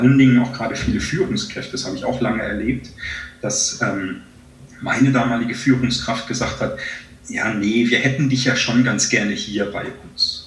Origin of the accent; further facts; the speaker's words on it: Germany; hier bei uns in Deutschland